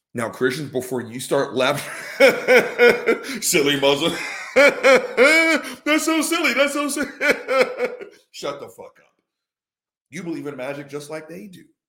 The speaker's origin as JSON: {"language": "English", "region": "the South", "country": "United States", "tie": "born or raised there", "said": "born and raised in the South"}